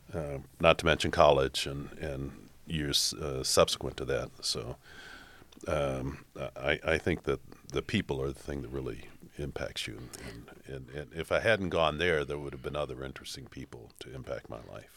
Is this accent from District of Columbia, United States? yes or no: yes; Washington, District of Columbia, United States; also born or lived in New York City / Boston; now in Toledo, United States; I grew up in Washington, D C